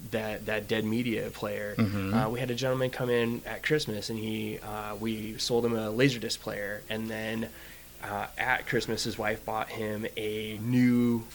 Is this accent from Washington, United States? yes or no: yes; Kent, Washington, United States; growing up in Kent